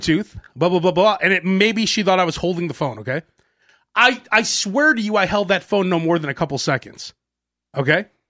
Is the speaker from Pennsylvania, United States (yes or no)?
no; Chicago, Illinois, United States; I grew up in Chicago